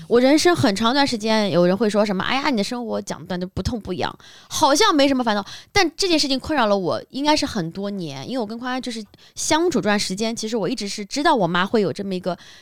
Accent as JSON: {"language": "Chinese", "region": "Shanghai", "country": "China", "tie": "born or raised there", "said": "像我是在上海长大的"}